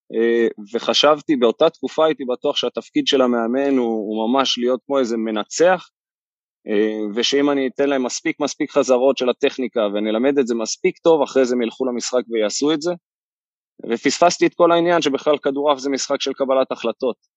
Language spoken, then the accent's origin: Hebrew; Kfar Saba, Central District, Israel; גדלתי בכפר סבא